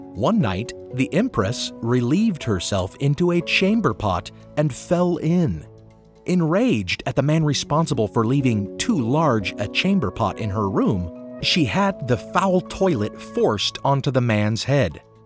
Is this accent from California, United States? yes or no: yes; California, United States; my home state of California